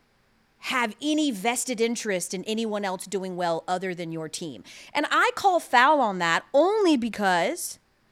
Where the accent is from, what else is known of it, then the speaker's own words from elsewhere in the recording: Atlanta, Georgia, United States; born and raised in Atlanta, but my whole family, both sides, sister included, all from Colorado.